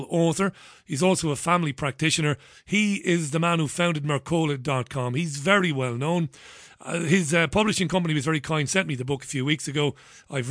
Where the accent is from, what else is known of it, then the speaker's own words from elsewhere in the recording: Waterford, Munster, Ireland; now in Salford, United Kingdom; I'm from Waterford originally